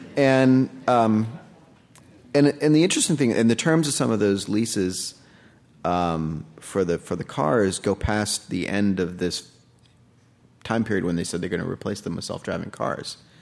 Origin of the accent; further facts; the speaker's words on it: United States; also born or lived in India; now in New York, United States; I was born in the States